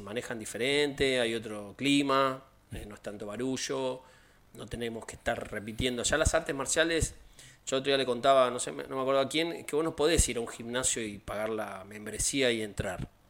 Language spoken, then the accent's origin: Spanish; Argentina